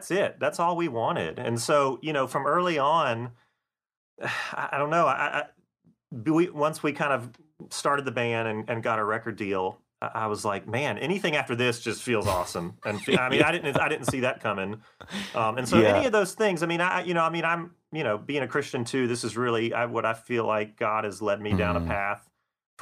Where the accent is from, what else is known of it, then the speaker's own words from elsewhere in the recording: Augusta, Georgia, United States; moved away as an adult; now in Nashville, United States; Charles and I grew up together in Augusta